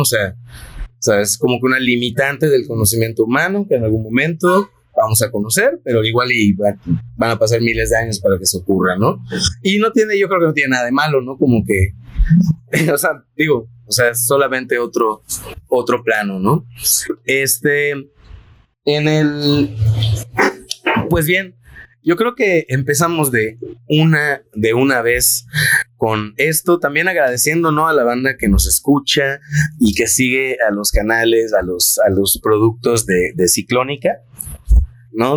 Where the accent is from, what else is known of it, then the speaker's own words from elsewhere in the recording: Mérida, Yucatán, Mexico; moved away as an adult; now in Monterrey, Mexico; yo crecí en, en Pacastún